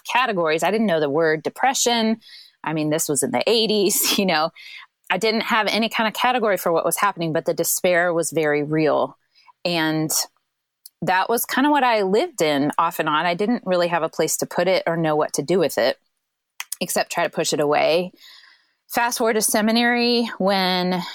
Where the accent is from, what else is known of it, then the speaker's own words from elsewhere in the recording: Central Illinois, United States; now in St. Louis, United States; I grew up in Central Illinois.